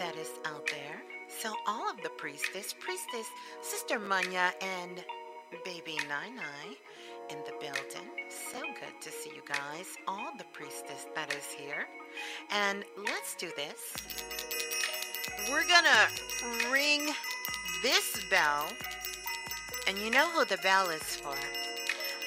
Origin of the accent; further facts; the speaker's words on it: New York City, New York, United States; I am from Flatbush. Thank you very much. That's right. I went to Lincoln High out in Coney Island